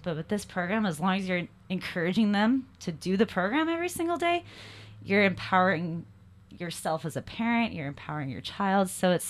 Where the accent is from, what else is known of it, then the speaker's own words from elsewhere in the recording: Salt Lake City, Utah, United States; I am. I'm from Salt Lake City, Utah. That's where we are.